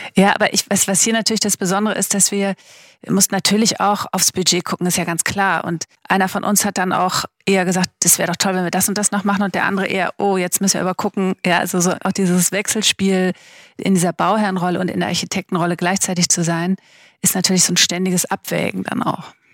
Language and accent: German; Schleswig-Holstein, Germany; moved away; ich bin ja aus Schleswig-Holstein